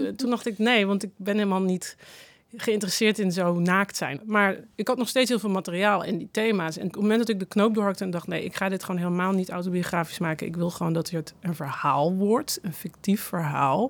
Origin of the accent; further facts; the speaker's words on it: North Brabant, Netherlands; moved away; ik kom uit Brabant